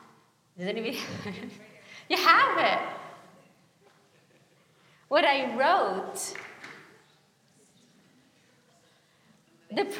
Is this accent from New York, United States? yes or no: yes; New York City, New York, United States; now in Los Angeles, United States; I come from Brooklyn and I live